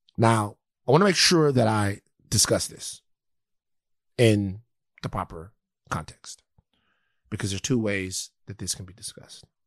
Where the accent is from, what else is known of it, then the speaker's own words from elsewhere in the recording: United States; I'm an American